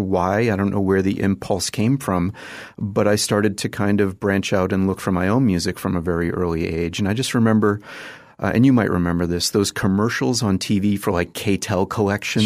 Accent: just outside of Boston, Massachusetts, United States; I grew up in Massachusetts, just outside of Boston

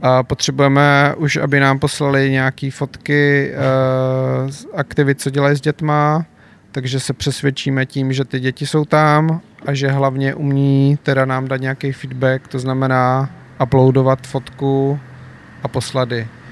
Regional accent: Czechia; jako Češi

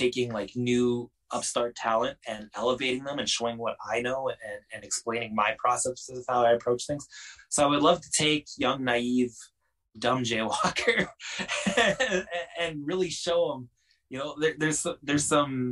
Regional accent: Canada; Being the Canadian

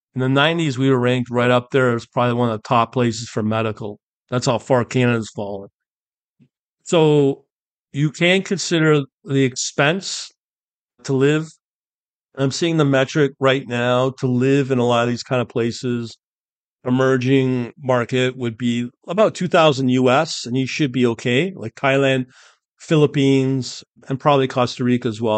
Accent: United Kingdom; I'm born British

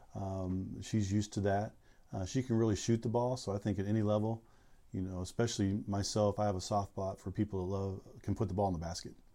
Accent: Southern California, United States; moved away as an adult; also born or lived in Central Valley, California; now in San Francisco Bay Area, United States; growing up in Southern California

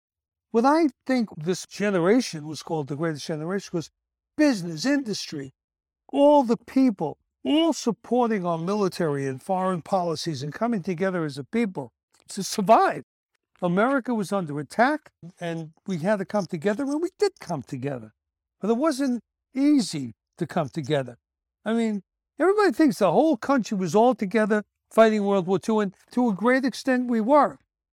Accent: Brooklyn, New York, United States; I don't know what you'd call the neighborhoods I grew up in Brooklyn, but, you know, they weren't Jewish, that's for sure, man. Where I grew up was all Christian, mostly Catholic.

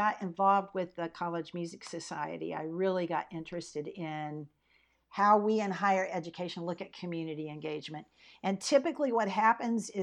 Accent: Pensacola, Florida, United States; moved away as an adult; also born or lived in Michigan; now in Texas, United States; I grew up in Pensacola, Florida, you know, right on the Gulf Coast

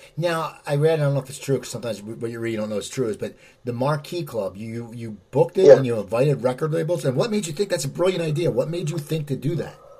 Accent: near Philadelphia, Pennsylvania, United States; I grew up near Philadelphia, and I live near Philadelphia now

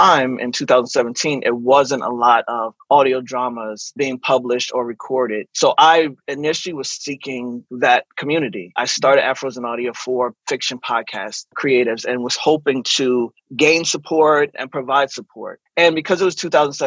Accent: Eastern Shore of Maryland, United States; moved away; also born or lived in Washington, D.C. / New York; growing up on the Eastern Shore of Maryland was such an interesting life.

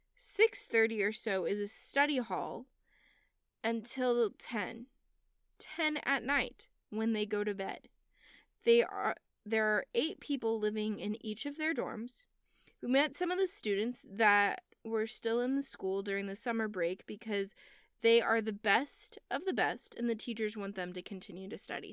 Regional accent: United States; I'm American

